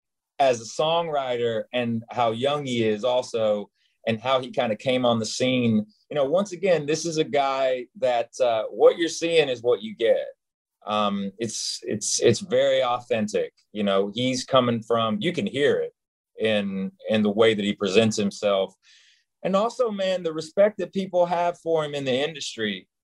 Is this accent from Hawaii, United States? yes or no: no; Knoxville, Tennessee, United States; And if I go home, because I was born like in the heart of Knoxville, Tennessee, like smack dab in the middle, right off Chapman Highway, which everybody that's from Knoxville knows exactly what Chapman Highway is.